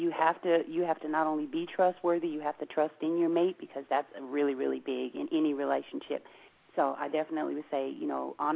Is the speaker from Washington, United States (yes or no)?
yes; Seattle, Washington, United States; But see, we're from Seattle. We ain't got nothing else to do but practice talking fast.